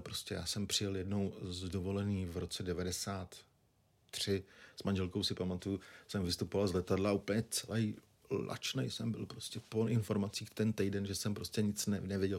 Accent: Nymburk, Central Bohemian Region, Czechia; also born or lived in Prague; pocházím z Dimburka, což je 50 km od Prahy, okresní město

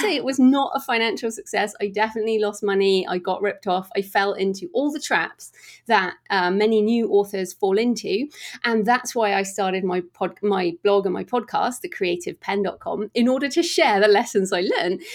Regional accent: United Kingdom; we're all British here

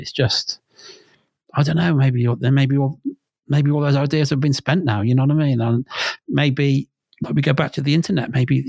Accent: Worcester, West Midlands, United Kingdom; I'm just a fucking bod from Worcester.

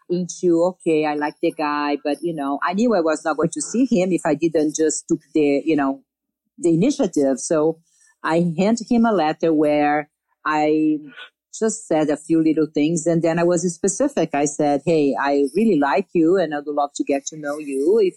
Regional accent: Brazil; I came from Brazil.

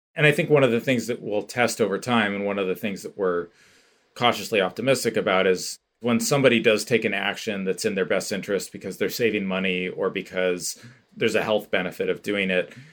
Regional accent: Bay Area, California, United States; moved away as an adult; also born or lived in San Francisco; now in Bend, United States; I now live in Bend, Oregon, but I grew up in the Bay Area and previously lived in San Francisco for many years

